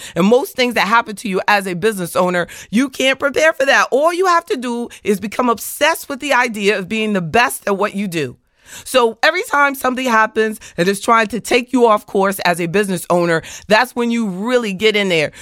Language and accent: English; the South, United States; I, I'm from the South.